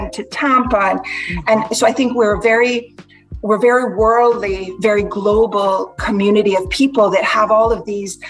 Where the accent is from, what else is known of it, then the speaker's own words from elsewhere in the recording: George Town, Cayman Islands; moved away; we grew up on North Church, corner of North Church Street and Mary Street